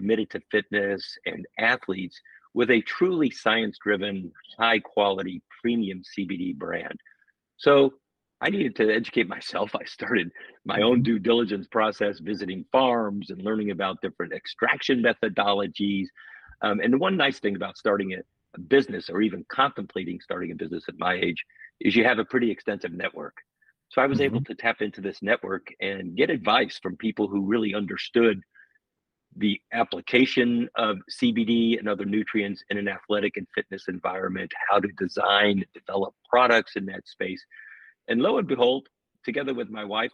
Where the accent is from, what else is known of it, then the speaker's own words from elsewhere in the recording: Indiana, United States; moved away as an adult; also born or lived in Southwest United States / Germany; I grew up in the Midwest in Indiana